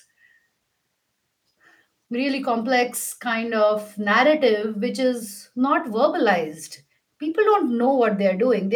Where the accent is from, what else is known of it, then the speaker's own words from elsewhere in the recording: India; I'm Indian